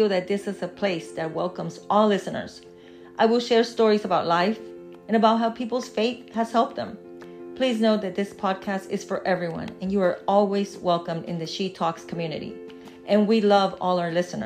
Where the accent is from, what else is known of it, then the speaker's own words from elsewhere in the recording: Texas, United States; also born or lived in Mexico / Charlotte, North Carolina; I was born in Mexico. I've lived in Texas since I was a child, so I consider Texas to be my home